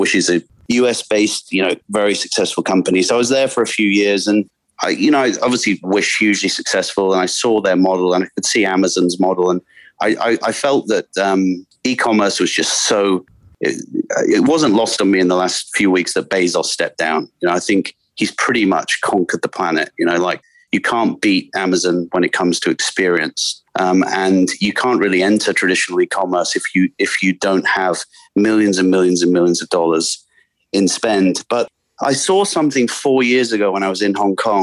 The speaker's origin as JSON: {"language": "English", "region": "the north of England", "country": "United Kingdom", "also_born_or_lived": "Asia / Salford", "moved": "yes", "lives_now": "Oxford, United Kingdom", "said": "I spent half my life in Asia, pretty much, but I'm English from the north of England, and but now I live in Oxford"}